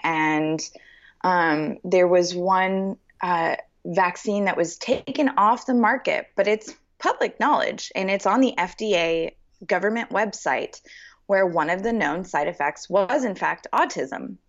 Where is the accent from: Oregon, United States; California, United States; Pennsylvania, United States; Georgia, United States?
California, United States; Los Angeles; now in Nashville, United States; I grew up in Los Angeles. I was born and raised there.